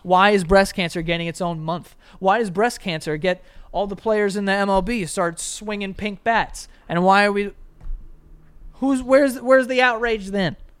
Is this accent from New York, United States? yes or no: yes; New York City, New York, United States; I grew up in Queens